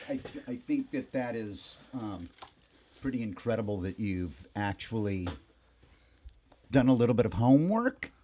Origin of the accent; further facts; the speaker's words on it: Hermosa Beach, California, United States; I, uh, spent about eighteen years in Hermosa Beach. Hermosa Beach, Redondo Beach, the South Bay, the, the three beaches there.